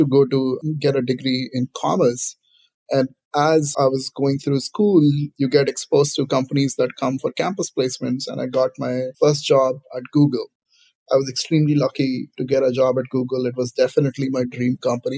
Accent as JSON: {"language": "English", "country": "India", "tie": "born or raised there", "moved": "yes", "lives_now": "Silicon Valley, United States", "said": "For my generation, growing up in India"}